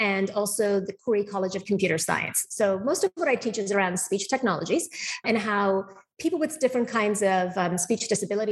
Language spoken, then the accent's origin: English; Calgary, Alberta, Canada; moved away as an adult; now in Boston, United States; I actually grew up most of my life in Calgary and did my schooling in Canada